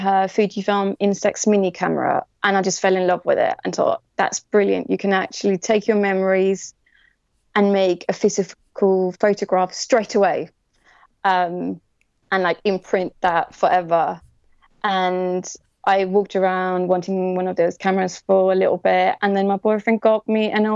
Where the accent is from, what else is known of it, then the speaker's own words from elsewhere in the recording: Denmark; moved away as an adult; now in London, United Kingdom; I'm originally from Denmark